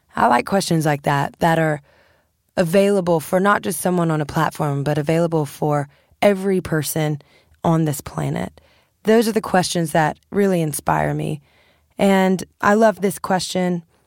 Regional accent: Louisiana, United States; I'm from Louisiana. I'm like a swamp girl

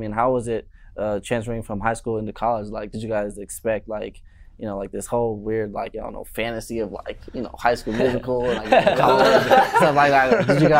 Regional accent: Maricopa, Arizona, United States; also born or lived in Chandler, Arizona; now in Tucson, United States; Born and raised, Chandler, Phoenix area. When I was about 7 years old, moved to a little town, Maricopa.

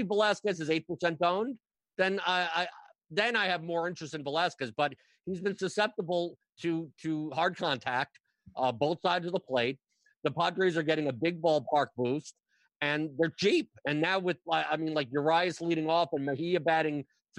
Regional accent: New York, United States; moved away; I'm from New York

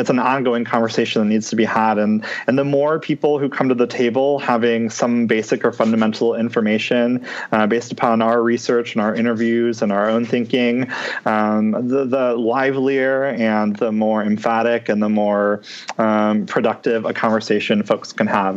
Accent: Detroit, Michigan, United States; I'm from Michigan, um, mm-hmm. specifically from the Metro Detroit area.

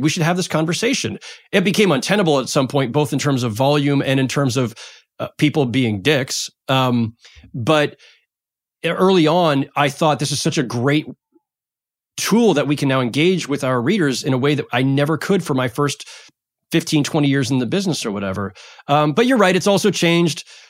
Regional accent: San Jose, California, United States; moved away as an adult; now in Brooklyn, United States; I grew up in San Jose

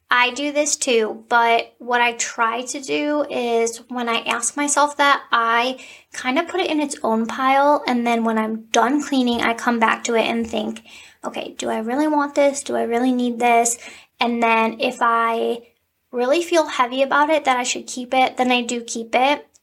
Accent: Cleveland, Ohio, United States; I am from Cleveland.

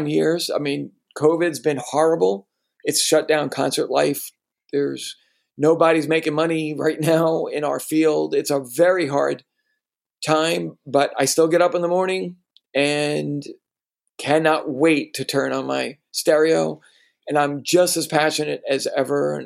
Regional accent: New York, United States; also born or lived in Stanford, California / Vienna, Austria; I'm a New Yorker.

